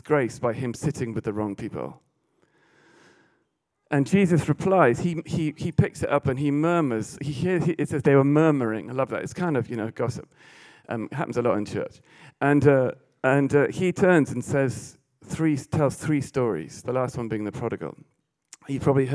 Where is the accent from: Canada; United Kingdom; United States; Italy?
United Kingdom; England; being English